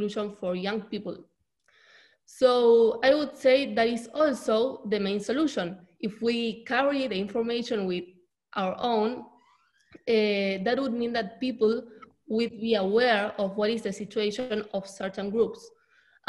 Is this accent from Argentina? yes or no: yes; Argentina; I'm from Argentina